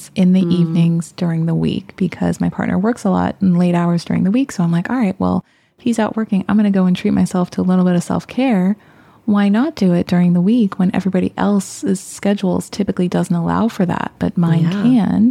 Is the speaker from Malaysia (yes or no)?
no; Bay Area, California, United States; born and raised in the Bay Area